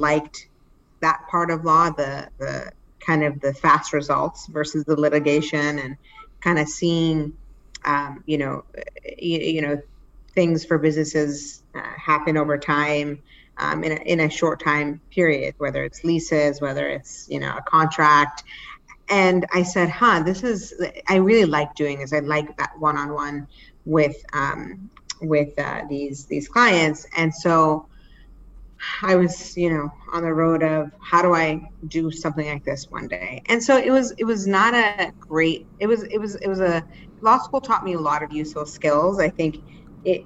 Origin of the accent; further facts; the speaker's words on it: Cambridge, Massachusetts, United States; also born or lived in Pakistan; we were able to, you know, find our way to Cambridge